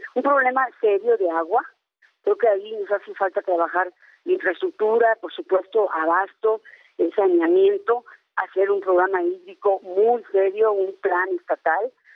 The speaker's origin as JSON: {"language": "Spanish", "region": "Hidalgo", "country": "Mexico", "said": "soy hidalguense"}